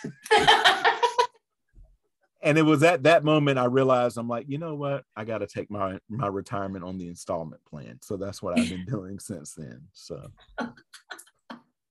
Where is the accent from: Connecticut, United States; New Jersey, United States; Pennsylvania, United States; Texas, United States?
New Jersey, United States; I'm from New Jersey